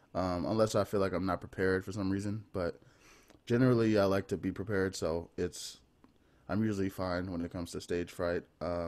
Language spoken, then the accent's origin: English; New Orleans, Louisiana, United States; I grew up on the West Bank, Algiers.